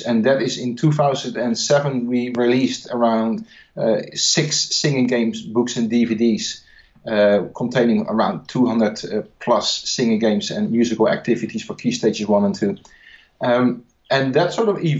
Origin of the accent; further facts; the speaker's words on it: Netherlands; English is a second language; I'm not English. I'm from the Netherlands